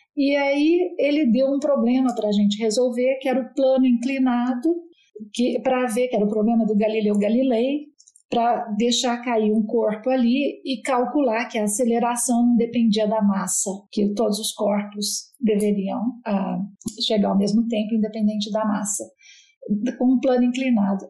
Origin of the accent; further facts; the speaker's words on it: Paraguaçu Paulista, São Paulo, Brazil; moved away as an adult; also born or lived in Marília / Utrecht, Netherlands; now in Netherlands; eu sou uma caipira legítima. Nasci em Paraguaçu Paulista